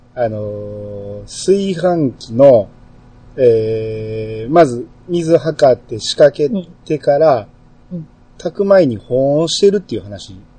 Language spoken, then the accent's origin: Japanese; Kansai, Japan; 僕関西人